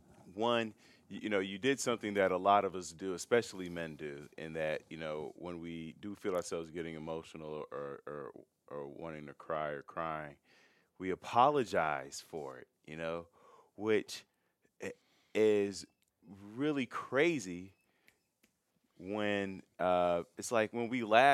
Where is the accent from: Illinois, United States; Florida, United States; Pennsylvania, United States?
Illinois, United States; Chicago; I'm from Chicago